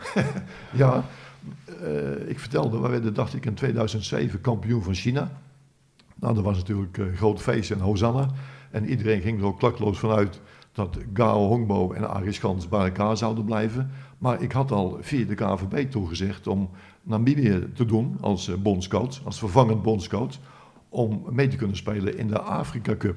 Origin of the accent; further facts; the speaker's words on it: Netherlands; als Hollander